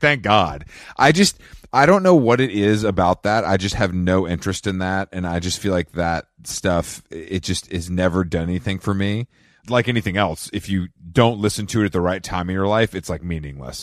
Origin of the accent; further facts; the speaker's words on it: Atlanta, Georgia, United States; I'm from Atlanta and we've done better than